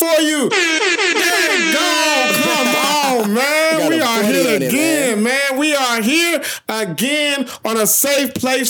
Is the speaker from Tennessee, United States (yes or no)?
yes; Memphis, Tennessee, United States; born or raised there